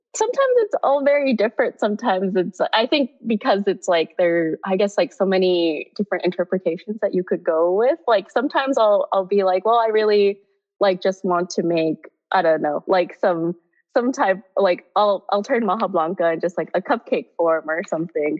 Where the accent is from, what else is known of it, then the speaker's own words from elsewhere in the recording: Bay Area, California, United States; now in New York, United States; I'm technically from the Bay Area and stuff, or originally from the Bay Area.